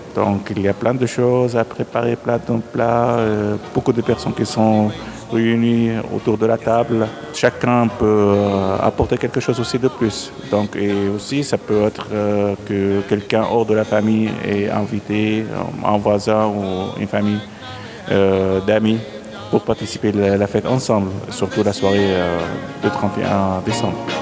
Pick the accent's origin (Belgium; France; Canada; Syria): Syria; moved away as an adult; now in Switzerland; je suis né en Syrie, Rome. J'ai 43 ans, j'habite en Suisse depuis 2008.